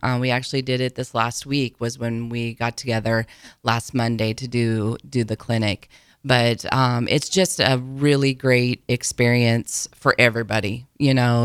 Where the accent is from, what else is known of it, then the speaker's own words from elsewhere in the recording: between Auburn and Falls City, Nebraska, United States; moved away as an adult; now in Lincoln, United States; I grew up down between Auburn and Fall City is where I'm originally from. Came to Lincoln to go to college